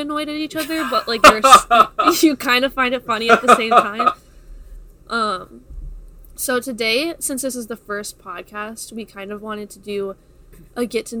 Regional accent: Florida, United States; I am born and raised in Florida. I've lived here my whole life.

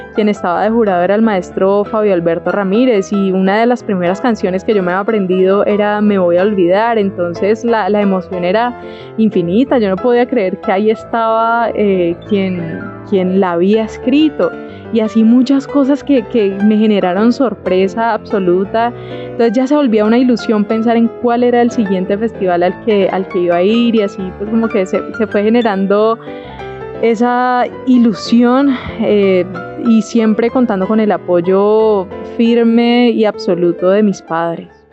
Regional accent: Colombia; also born or lived in Cali; nuestro lugar de origen Colombia

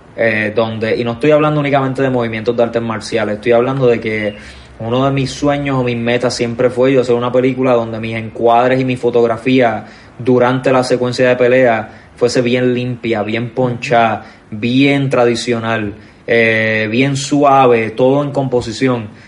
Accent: Puerto Rico; nosotros como boricuas

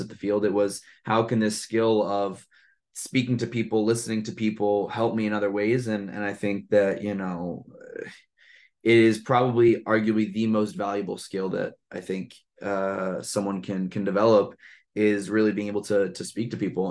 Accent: New York City, New York, United States; also born or lived in Santa Barbara, California / Boston, Massachusetts; born and raised in Brooklyn, New York, um, I live here now as well

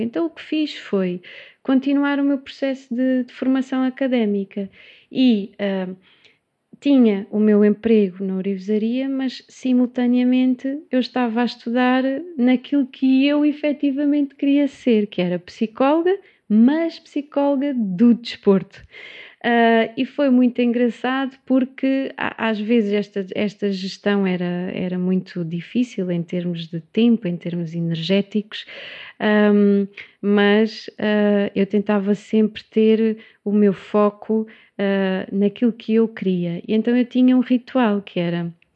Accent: Setúbal, Portugal; also born or lived in Évora; como sou de Setúbal, voltei

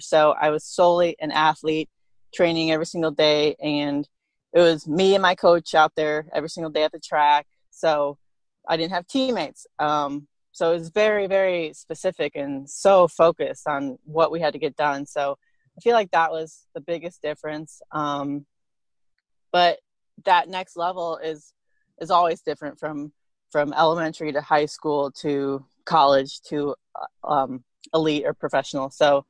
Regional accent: Rolla, Missouri, United States; I am from Rolla, Missouri. I'll start there. My parents were in the Army, brought me here

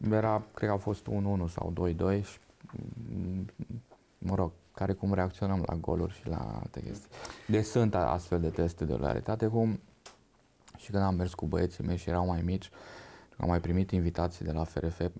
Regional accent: Romania; first language Hungarian; Romanian is a second language; moved away as an adult; also born or lived in Baia Mare / Oradea / Zalău; now in Bucharest, Romania; Da, ă, am uh, crescut în, uh, în, în județul Satu Mare la bunicii mei, uh, în, zona CEU Silvaniei Zalău, unde și pasărea vorbea maghiară.

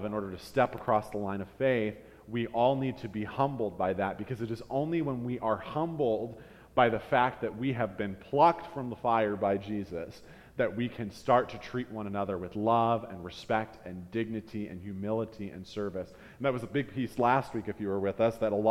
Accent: United States; as 21st century Americans, we read that and we equate our citizenship as Americans with our rights

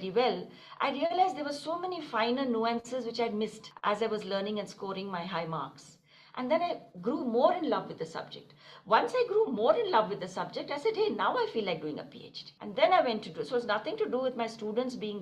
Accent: Delhi, India; moved away as an adult; also born or lived in Kanpur / Princeton; Born and brought up in Delhi

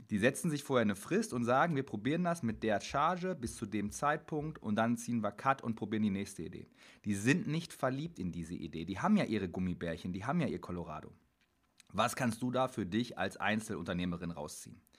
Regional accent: Dortmund, North Rhine-Westphalia, Germany; Ich komme aus Dortmund.

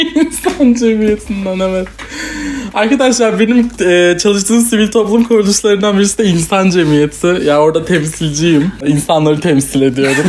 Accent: Turkey; Çünkü Türkiye'de büyüdüm. Türk kültürüyle büyüdüm.

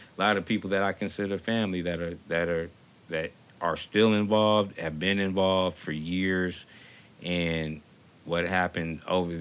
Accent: Los Angeles, California, United States; moved away as an adult; also born or lived in Oakland, California; now in Bay Area, United States; I was born here, but I spent a lot of my formative years in Los Angeles. It's where I went to school at, and it's where my mother still resides

